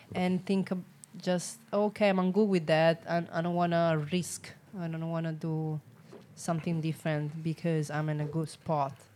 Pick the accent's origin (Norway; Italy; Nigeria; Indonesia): Italy; Rome, Lazio; English is a second language; moved away as an adult; now in San Diego, United States; I'm from Rome